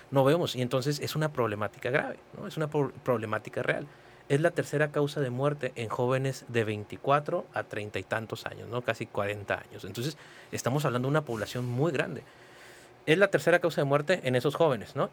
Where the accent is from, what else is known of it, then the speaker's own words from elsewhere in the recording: Mexicali, Baja California, Mexico; also born or lived in Palo Alto, California; yo soy este, nacido en Mexicali, Baja California, soy cachanilla 100%